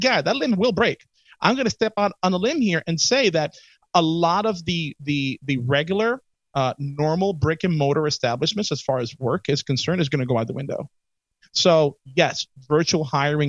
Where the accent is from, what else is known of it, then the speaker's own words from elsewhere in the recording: New York City, New York, United States; I'm from the Bronx.